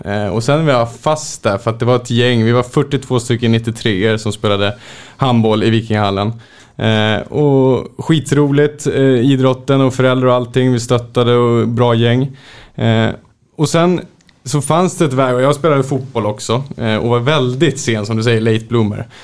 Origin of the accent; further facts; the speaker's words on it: Märsta, Stockholm County, Sweden; född och uppvuxen i Hova utanför Märsta, eh, Sigtuna kommun.